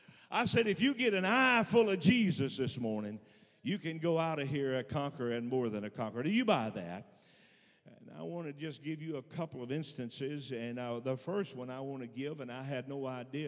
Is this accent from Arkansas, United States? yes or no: yes; Arkansas, United States; I'm born and raised in Arkansas